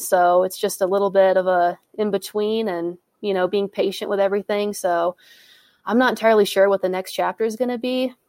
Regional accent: Colorado, United States; moved away as an adult; also born or lived in Minneapolis, Minnesota / Grand Forks, North Dakota; I grew up in Colorado. I moved to Minneapolis to go to grad school, and I did my undergraduate in Grand Forks, North Dakota at UND.

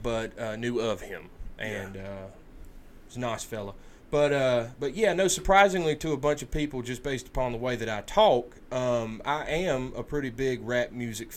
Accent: United States; I'm an American

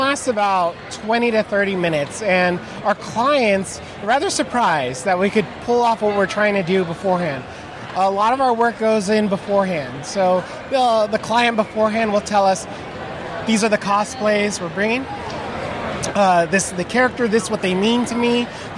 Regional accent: Southern California, United States; now in Tucson, United States; I'm originally from Southern California, and I've been in Tucson about the last 8

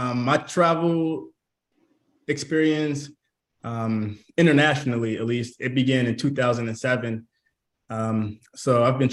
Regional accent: Virginia, United States; also born or lived in Missouri; I was born in Missouri. So it was, you know, leaving Missouri to go to Virginia and growing up in Virginia.

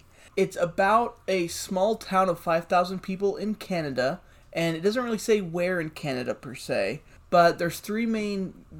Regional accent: Texas, United States; I'm from Texas

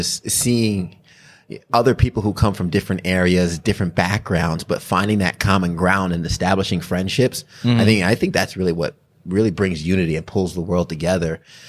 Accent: New York, United States; moved away as an adult; also born or lived in Saginaw; now in Greenville, United States; because I came from New York and like you, I never thought I would leave New York.

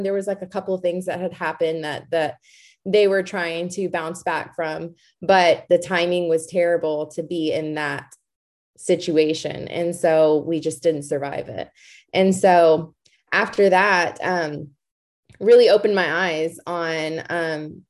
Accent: Georgetown, Texas, United States; I was born and raised in Georgetown, Texas

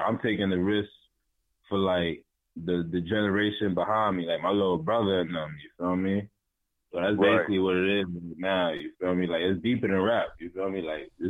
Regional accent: Harleyville, South Carolina, United States; also born or lived in Brooklyn, New York; Nah, I'm from Harleyville, South Carolina. Small little town, you feel me? You probably, probably got like 1,500 population.

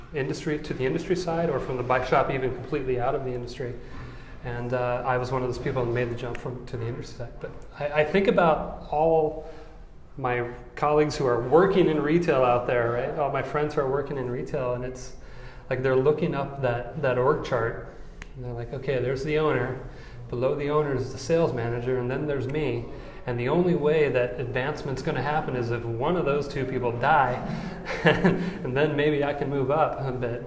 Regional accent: Des Moines, Iowa, United States; moved away; also born or lived in Chicago / Morgan Hill, California; Born and raised in Des Moines, Iowa.

